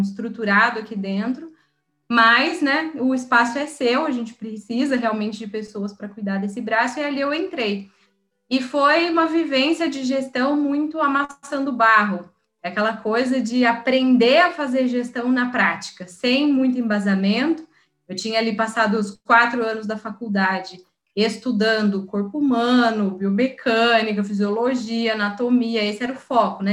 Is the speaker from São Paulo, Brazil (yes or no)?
yes; São José dos Campos, São Paulo, Brazil; eu sou de São José dos Campos, no interior. Então, eu voltei para casa